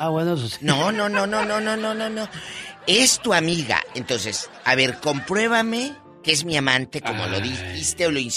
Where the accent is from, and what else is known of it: Mexico